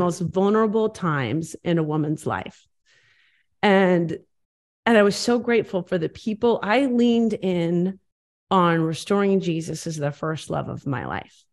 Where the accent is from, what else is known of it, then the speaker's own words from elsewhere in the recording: Bloomington, Illinois, United States; I was from Bloomington, Illinois